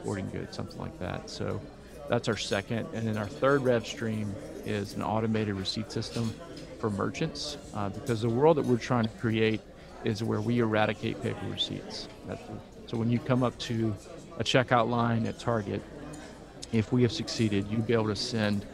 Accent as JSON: {"language": "English", "town": "Baton Rouge", "region": "Louisiana", "country": "United States", "tie": "born or raised there", "said": "I'm from Louisiana, grew up here."}